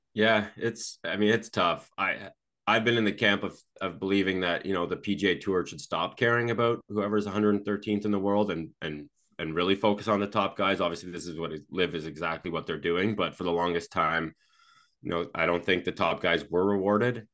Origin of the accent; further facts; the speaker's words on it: Canada; I'm, I'm from Canada